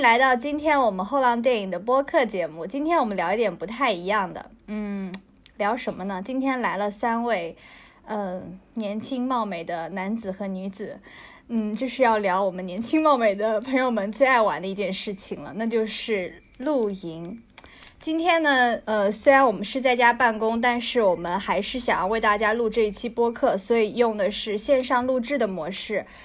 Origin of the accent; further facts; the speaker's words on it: Zhejiang, China; moved away; 在我们老家那边，因为我是浙江人嘛